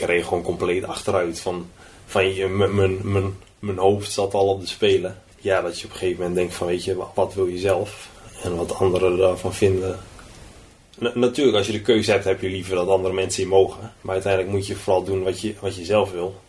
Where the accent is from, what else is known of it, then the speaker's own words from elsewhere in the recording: Lutten, Overijssel, Netherlands; moved away as an adult; now in Switzerland; bij ons in Lutten, toen de boerderij waar we destijds woonden.